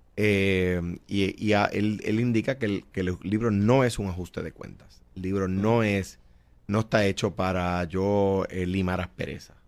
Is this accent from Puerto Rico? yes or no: yes; Coamo, Puerto Rico; also born or lived in San Juan; Soy un jíbaro de Cuamo. Eh, me crié allí, allí regresaré